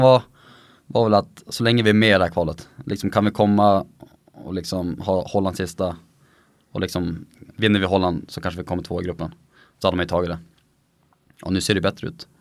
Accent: Sweden; moved away as an adult; also born or lived in Sundsvall / Norway; som svensk

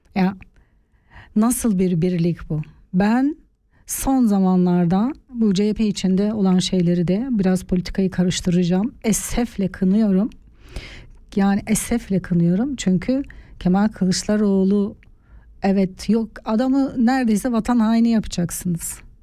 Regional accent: Eastern Turkey, Turkey; also born or lived in Artvin; now in Switzerland; Çünkü orada doğuda büyüdüm

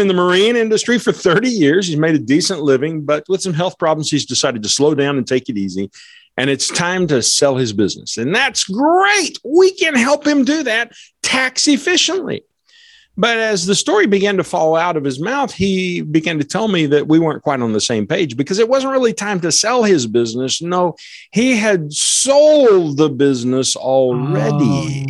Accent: United States; I'm not a European American, I'm an American

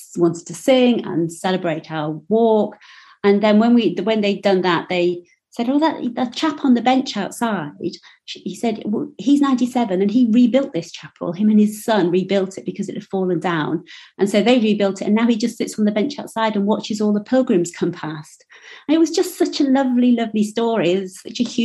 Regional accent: Yorkshire and the Humber, United Kingdom; I'm from Yorkshire

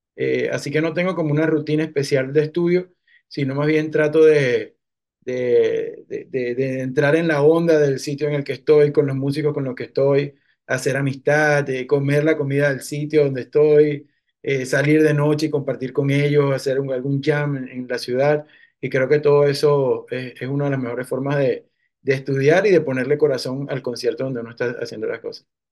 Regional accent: Cumaná, Sucre, Venezuela; moved away as an adult; now in New York, United States; como yo soy de Cumaná, tengo como más conocimiento de la música tradicional de ahí, es lo que, es lo que es con lo que he crecido

